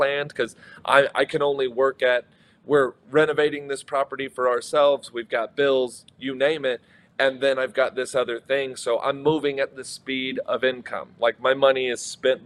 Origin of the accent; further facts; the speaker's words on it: Texas, United States; I'm not from Michigan. I'm from Texas